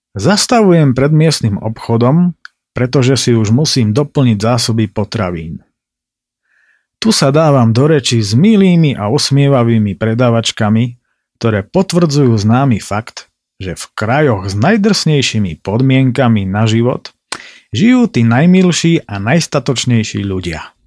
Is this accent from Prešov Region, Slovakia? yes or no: yes; Tatranská Lomnica, Prešov Region, Slovakia; Z Tatranskej Lomnice, vravím